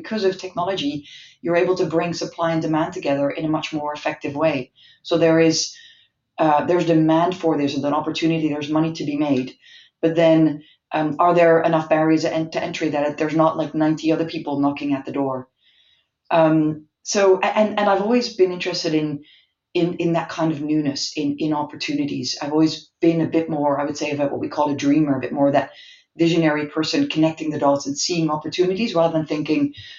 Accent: Malaysia; born there; And because I was born in Malaysia and we have a bit of family history in Asia

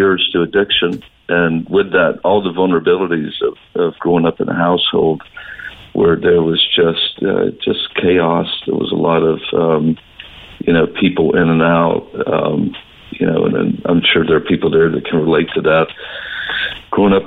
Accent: North Florida / Southern Georgia, United States; now in Cork, Ireland; I grew up in a rural southern town

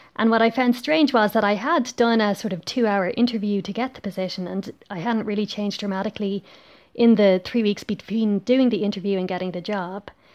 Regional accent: Ireland; now in Belgium

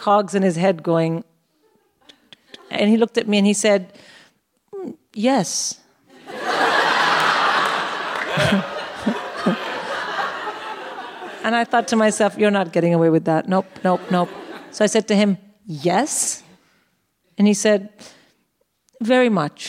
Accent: Uttar Pradesh, India; first language English; now in London, United Kingdom; I grew up in India, and when I went to school, in Uttar Pradesh

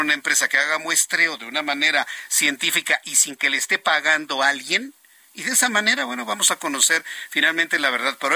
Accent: Mexico; aquí en México no funcionan porque no somos chilenos

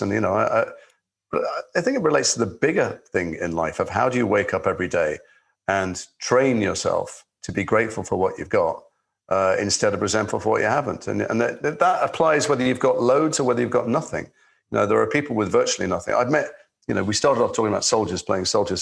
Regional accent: Liverpool, North West England, United Kingdom; I'm from Liverpool. I was a kid. I was a teenager. I went to school with your co-star

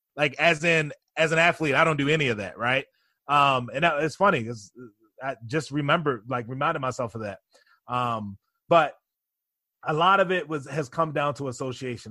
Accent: Baltimore, Maryland, United States; now in New York, United States; I grew up in Baltimore, Maryland, in a single parent household.

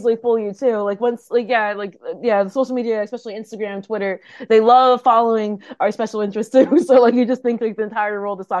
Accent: Buffalo, New York, United States; also born or lived in Okinawa, Japan; I grew up in a suburb off of Buffalo, New York.

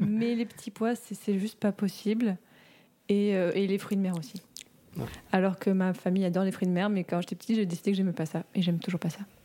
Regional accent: Morocco; j'ai grandi au Maroc

